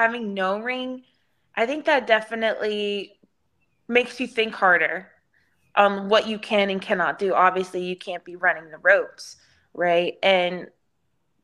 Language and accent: English; Houston, Texas, United States; downtown Houston, which is in my hometown